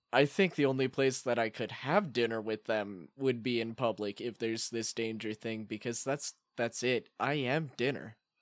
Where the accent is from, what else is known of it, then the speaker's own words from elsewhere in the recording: Colorado, United States; we're from Colorado